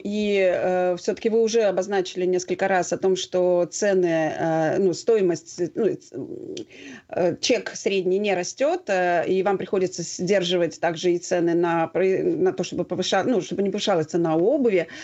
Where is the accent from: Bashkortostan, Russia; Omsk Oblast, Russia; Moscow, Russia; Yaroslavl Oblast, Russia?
Moscow, Russia; мы как москвичи, да, то есть ну, как в московском регионе